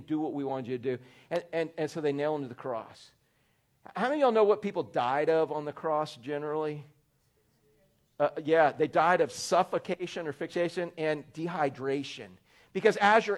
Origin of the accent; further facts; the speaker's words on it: Orlando, Florida, United States; I was growing up in Orlando